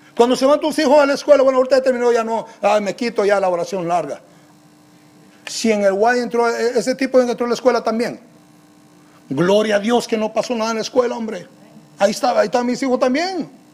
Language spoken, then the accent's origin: Spanish; Guatemala; como nosotros decimos en Guate, la tenemos hecha